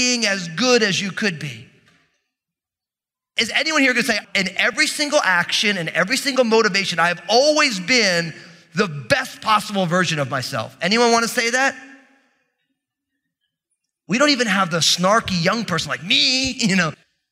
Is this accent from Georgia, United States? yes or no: no; New Jersey, United States; I'm from New Jersey